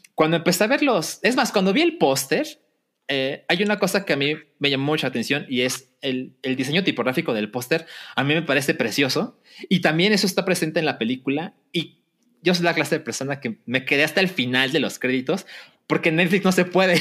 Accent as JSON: {"language": "Spanish", "country": "Mexico", "said": "cualquier mexicano entiende porque vivimos aquí y porque fuimos a la primaria"}